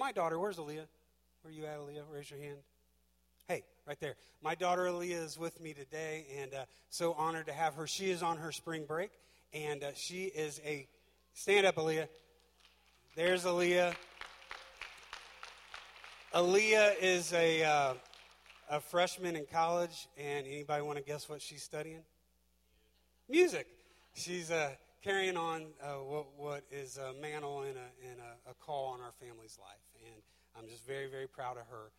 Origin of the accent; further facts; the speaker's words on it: Butler County, Ohio, United States; moved away as an adult; now in Georgia, United States; My house is in Georgia, but my home is right here in Ohio. This will always be home. I grew up in Butler County.